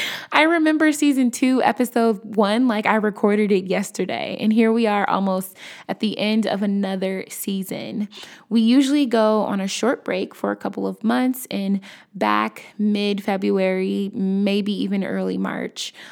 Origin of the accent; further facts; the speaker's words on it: Chicago, Illinois, United States; I'm from Chicago